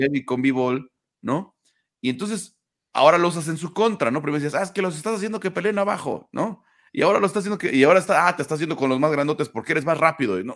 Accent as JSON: {"language": "Spanish", "country": "Mexico"}